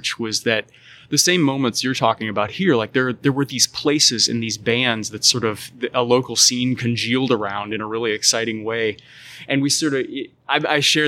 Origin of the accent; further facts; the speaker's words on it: St. Louis, Missouri, United States; also born or lived in Afton, Missouri / China; I grew up here in St. Louis